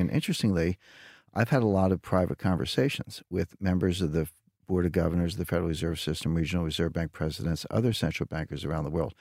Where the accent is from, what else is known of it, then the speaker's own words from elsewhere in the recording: United States; as an American